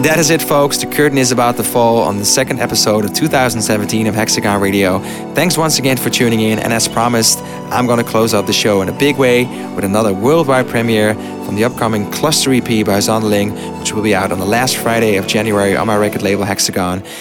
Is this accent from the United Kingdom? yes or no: no; Netherlands; my home country